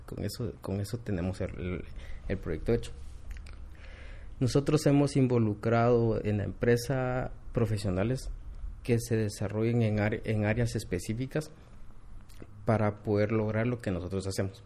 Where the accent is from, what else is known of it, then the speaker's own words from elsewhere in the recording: Quetzaltenango, Guatemala; regresé a Shela, yo soy de Shela